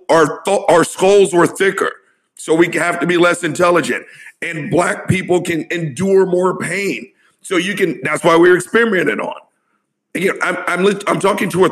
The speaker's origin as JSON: {"language": "English", "region": "the South", "country": "United States", "said": "I'm old and I'm from the South"}